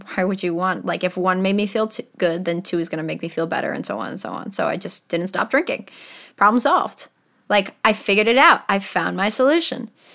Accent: Manchester, New Hampshire, United States; So I grew up in Manchester, New Hampshire

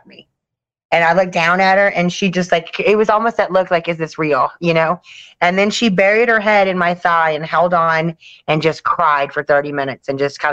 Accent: the South, United States; We're from the South

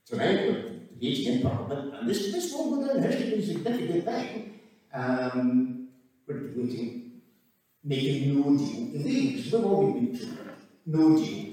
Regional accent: Glasgow, Scotland, United Kingdom; I'm 62 and I'm from Glasgow

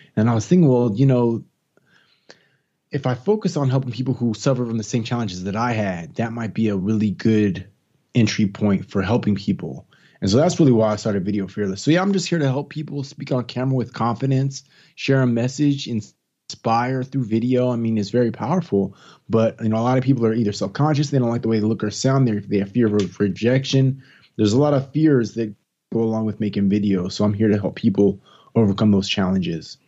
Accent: East Palo Alto, California, United States; moved away as an adult; also born or lived in Gainesville, Florida / Washington, D.C. / Tampa, Florida; now in Atlanta, United States; I'm from California. I'm actually from the Bay Area, San Francisco Bay Area, from a small little city called East Palo Alto, which is kinda close to Stanford University. It's changed a lot since I was a youngster

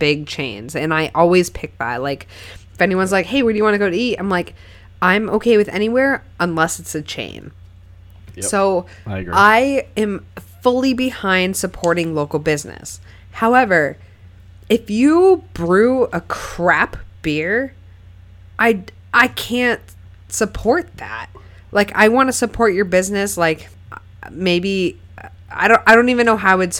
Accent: Keene, New Hampshire, United States; born or raised there

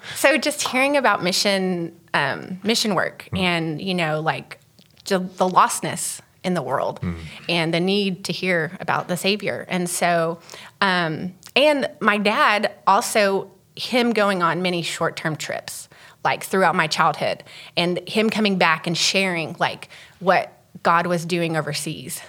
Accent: Texas, United States; so I'm from Texas. Um, my dad is a pastor, so I grew up as a PK.

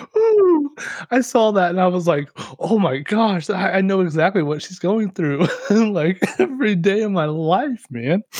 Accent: Kansas, United States; we're from Kansas and we know how to grow some corn

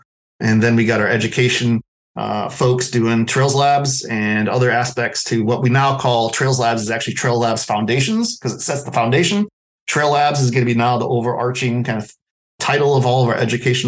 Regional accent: Wisconsin, United States; to have that happening in my home state is even more fulfilling

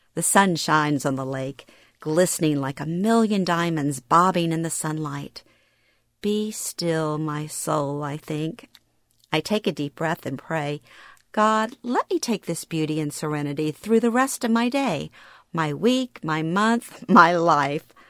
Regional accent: Louisiana, United States; moved away; moving back to my hometown in Louisiana after thirty-six years

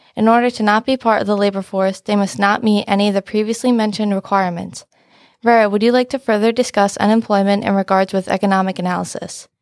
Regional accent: Stony Point, New York, United States; I'm from Stony Point, New York

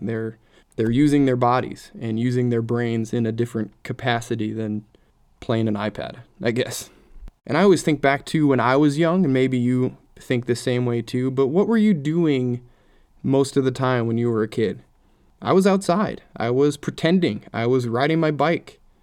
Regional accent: Minnesota, United States; I grew up in Minnesota.

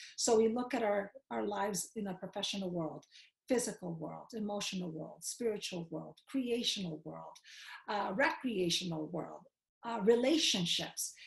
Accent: New York City, New York, United States; I grew up in Queens. As a matter of fact, I grew up in the hood of Queens

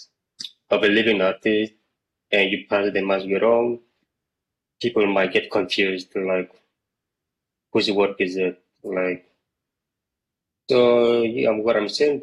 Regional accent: Cyprus; also born or lived in Greece; I was born in Greece, and I was raised in Cyprus

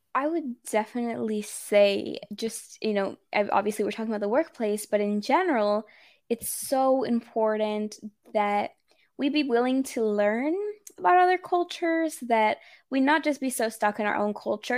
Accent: Texas, United States; first language English and Spanish; I'm Mexican American, but actually, believe it or not, I'm sixth generation Texan.

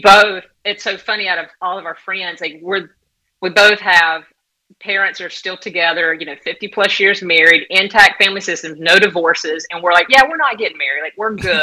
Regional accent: southeast Georgia, United States; also born or lived in Southern California; now in St. Augustine Beach, United States; I'm from Georgia, southeast area Georgia, about a little over four hours below Atlanta

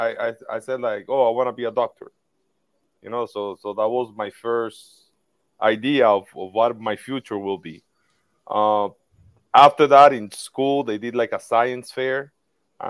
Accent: Tamboril, Santiago, Dominican Republic; my hometown, Tamboril, which is very close from the Santiago, the second biggest city here in the DR

